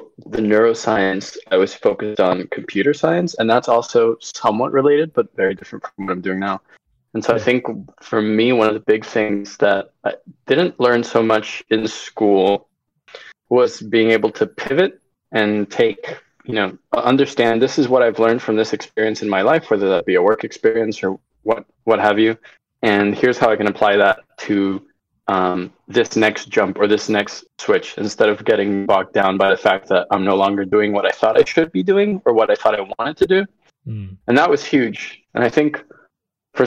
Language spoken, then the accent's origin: English; Florida, United States; also born or lived in Venezuela; I'm from Venezuela. I grew up in Florida